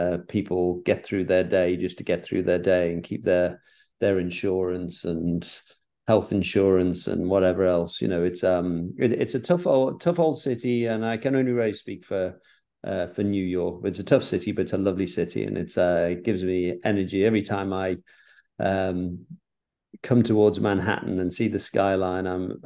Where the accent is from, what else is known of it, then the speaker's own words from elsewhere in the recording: England, United Kingdom; moved away; even though as an Englishman we speak the same language, it's so different.